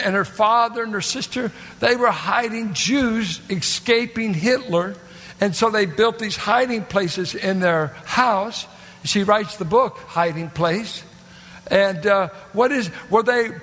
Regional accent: United States; American, I just happened to be born

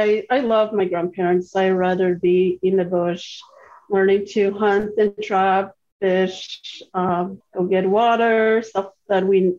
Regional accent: Quebec, Canada; born or raised there

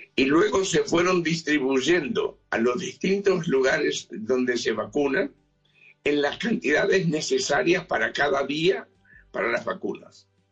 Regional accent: Uruguay; now in Israel; yo soy uruguayo

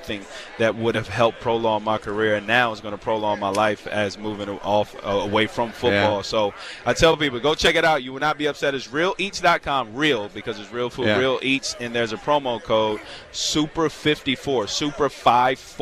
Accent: Virginia, United States; I'm from the South. I'm from Virginia

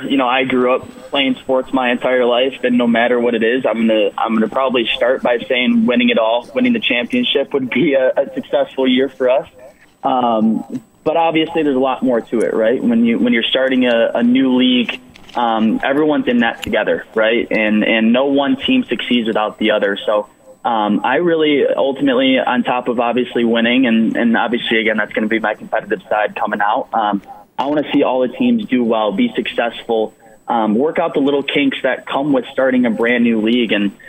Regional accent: Grand Rapids, Michigan, United States; here in my hometown

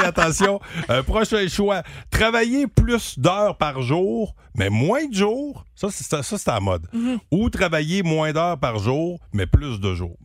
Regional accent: Gentilly, Quebec, Canada; j'ai grandi à Gentilly ou grossi à Gentilly

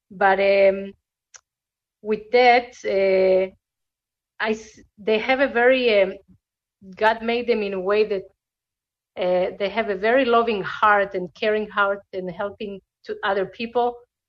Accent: Argentina; born there; English is a second language; moved away; First of all, I was born in Argentina, so I speak Spanish.

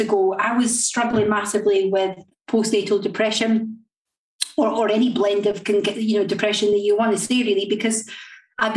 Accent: Linlithgow, Scotland, United Kingdom; moved away as an adult; also born or lived in Blackpool / Doncaster; But by I was brought up in Scotland. I was brought up in a place called Linlithgow

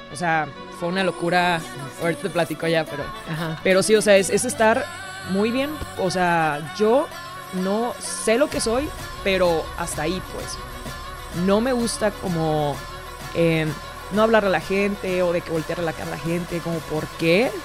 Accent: Mexico; mi país, a México

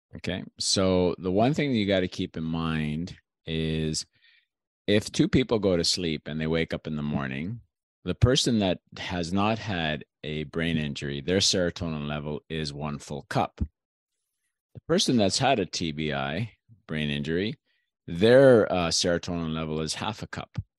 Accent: Canada; also born or lived in Greece; i was born in canada but i've actually lived in greece

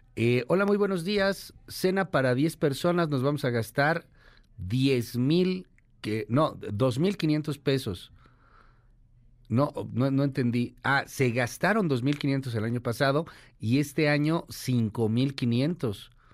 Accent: Mexico; como mexicanos

